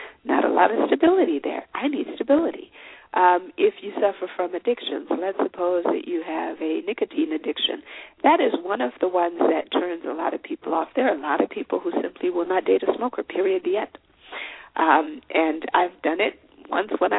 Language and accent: English; Zimbabwe; now in Minnesota, United States; I'm from Zimbabwe, I live in the United States